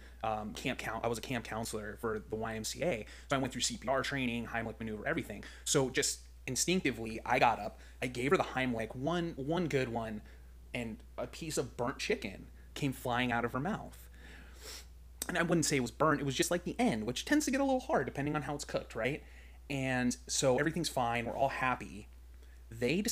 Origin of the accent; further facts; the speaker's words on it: Palm Desert, California, United States; I grew up in Palm Desert, California